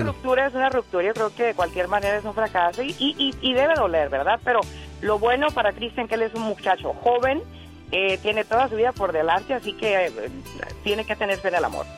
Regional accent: Michoacán, Mexico; como decimos allá en Michoacán

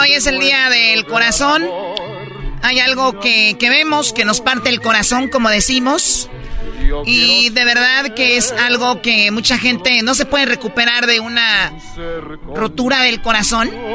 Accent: Mexico; soy mexicana

